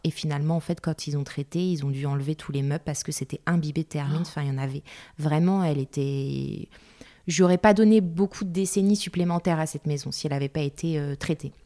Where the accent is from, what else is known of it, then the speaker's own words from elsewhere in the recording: Paris, Île-de-France, France; moved away as an adult; now in Bordeaux, France; Je suis parisienne et j'habite Bordeaux depuis 6 ans maintenant.